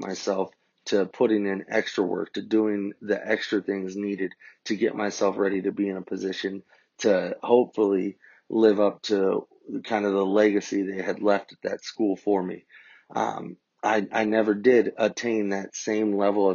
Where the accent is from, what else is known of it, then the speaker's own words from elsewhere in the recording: Columbus, Ohio, United States; also born or lived in Lexington, Kentucky; I grew up in Columbus, Ohio, went to high school there